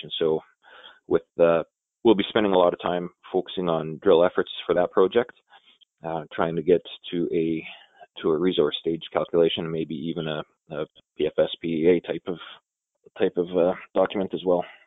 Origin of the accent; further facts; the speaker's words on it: Elliot Lake, Ontario, Canada; It's my hometown